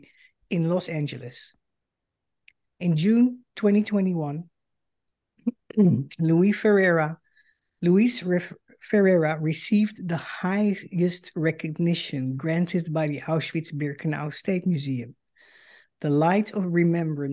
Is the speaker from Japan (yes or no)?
no; Netherlands; moved away as an adult; now in United States; I am a Dutch Jew and a daughter of Holocaust survivors. In 2006, I emigrated to the United States